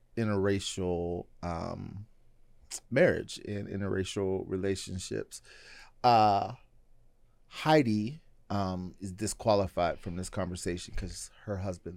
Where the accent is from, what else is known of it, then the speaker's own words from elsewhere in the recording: Pittsburgh, Pennsylvania, United States; now in Oregon, United States; So I moved from Pennsylvania.